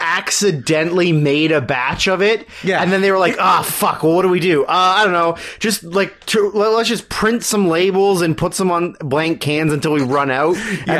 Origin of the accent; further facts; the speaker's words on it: Coquitlam, British Columbia, Canada; I grew up in Coquitlam, which is across the river from it